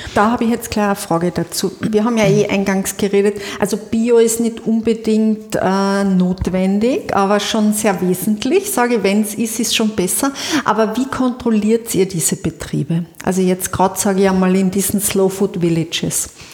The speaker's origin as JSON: {"language": "German", "region": "Carinthia", "country": "Austria", "said": "als Kärntnerin"}